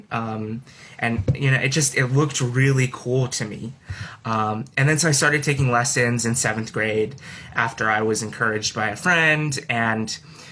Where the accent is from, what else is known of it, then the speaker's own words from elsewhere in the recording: Skokie, Illinois, United States; also born or lived in Urbana-Champaign, Illinois; I'm from Skokie, Illinois